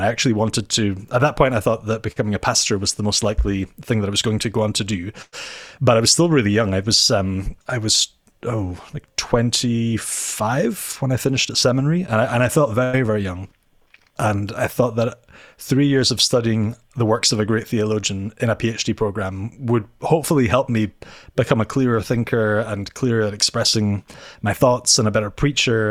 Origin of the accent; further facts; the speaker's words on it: Inverness, Scotland, United Kingdom; now in Edinburgh, United Kingdom; I am from Scotland, uh, so I'm not Dutch. Um, I live in Edinburgh